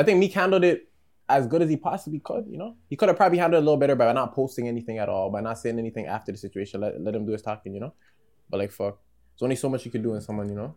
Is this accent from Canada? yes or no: yes; Ajax, Ontario, Canada; I live in the 905, the East. I live in Durham